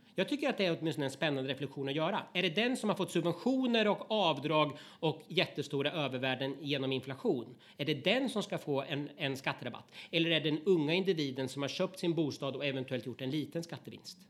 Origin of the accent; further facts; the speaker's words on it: Östergötland, Sweden; i stora delar av Östergötland, där jag kommer ifrån